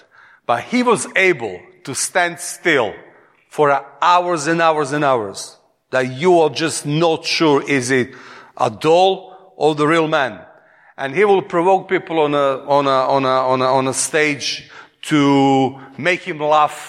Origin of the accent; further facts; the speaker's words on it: Serbia; accent: Eastern European; English is a second language; moved away as an adult; now in England; from Serbia